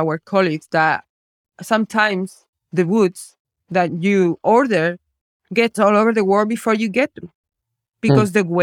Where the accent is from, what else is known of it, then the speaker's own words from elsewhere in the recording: Spain; moved away as an adult; now in Scotland; I grew up in Spain